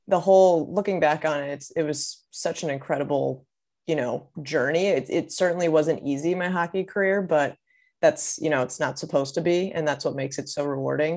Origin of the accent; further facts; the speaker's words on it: Maryland, United States; I'm from Maryland. That's where I grew up